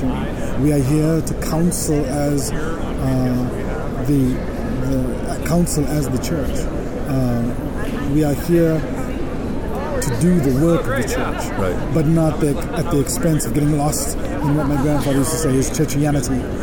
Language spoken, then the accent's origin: English; South Africa; now in United States; I grew up in South Africa